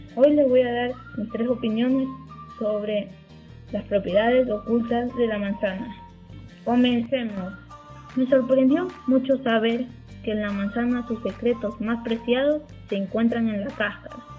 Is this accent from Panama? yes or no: no; Zacatecas, Mexico; soy de Zacatecas, México.